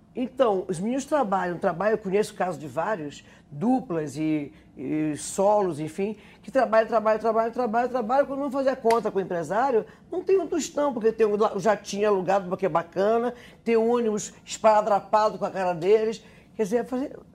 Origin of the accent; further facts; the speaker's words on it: North Region, Brazil; moved away as an adult; por ser do norte